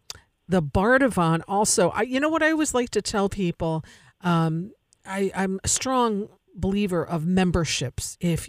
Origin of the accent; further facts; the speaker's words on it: Tivoli, New York, United States; I grew up in Tivoli